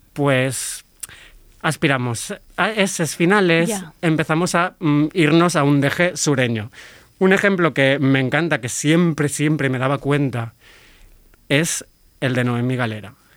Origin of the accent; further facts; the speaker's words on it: Catalonia, Spain; soy de Cataluña, no hablo charnego, no hablo andaluz ni ningún acento de los que vamos a tratar hoy.